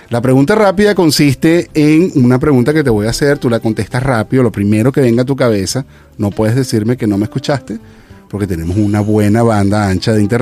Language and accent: Spanish; Valencia, Carabobo, Venezuela; moved away as an adult; now in Querétaro, Mexico; soy valenciana rockera de corazón.